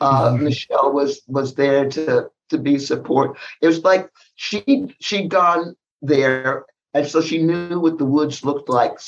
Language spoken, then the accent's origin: English; San Diego, California, United States; born there; I was born in the South, San Diego.